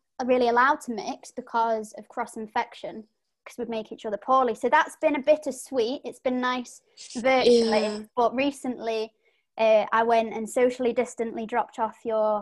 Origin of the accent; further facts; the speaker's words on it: United Kingdom; we're British.